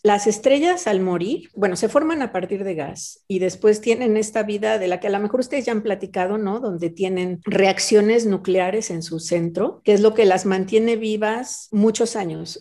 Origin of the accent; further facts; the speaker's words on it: Mexico City, Mexico; moved away; yo nací y viví en la Ciudad de México, pues yo creo que como tres décadas